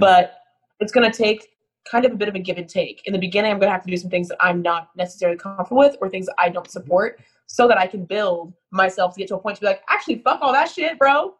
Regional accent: United States; an American

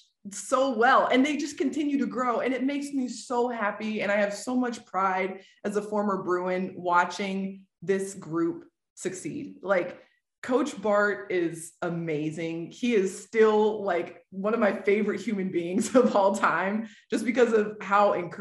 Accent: Nashville, Tennessee, United States; moved away as an adult; now in Oklahoma City, United States; I was born and raised in Nashville, or like in the Middle Tennessee area

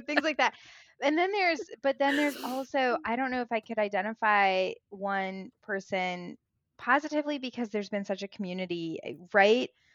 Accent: Springfield, Illinois, United States; also born or lived in Chicago; I grew up in the Midwest, I grew up in Illinois, Springfield, Illinois, land of Lincoln

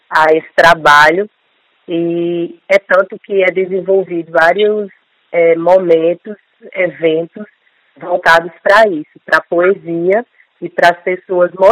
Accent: Tabira, Pernambuco, Brazil; sou enfermeira. Nasci em Tabira, que é conhecida como a cidade das traduções.

